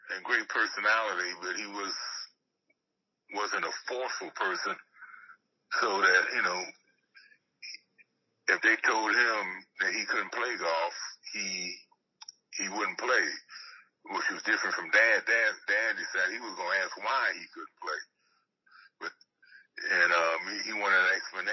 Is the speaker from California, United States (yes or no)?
yes; California, United States; also born or lived in Philadelphia; we moved from Philadelphia to California. And we just adopted California as our hometown. And that was it. You know, that's where we considered home. And I grew up there